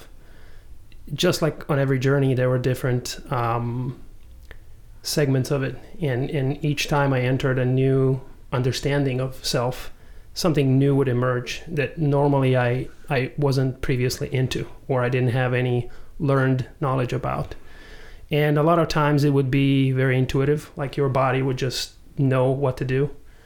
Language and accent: English; Serbia; moved away; also born or lived in Croatia; I was born in Croatia, grew up in Serbia